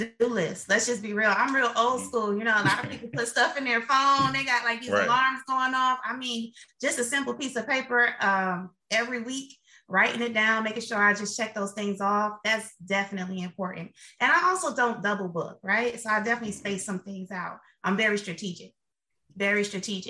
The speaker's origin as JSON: {"language": "English", "town": "Miami", "region": "Florida", "country": "United States", "tie": "born or raised there", "moved": "yes", "said": "I'm from Miami, Florida"}